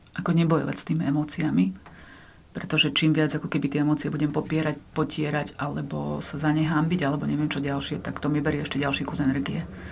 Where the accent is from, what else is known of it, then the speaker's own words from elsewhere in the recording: eastern Slovakia, Slovakia; som z východu, tam pyrohy vedia robiť